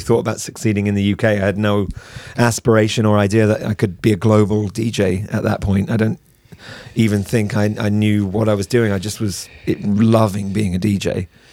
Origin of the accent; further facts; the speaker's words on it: United Kingdom; we're British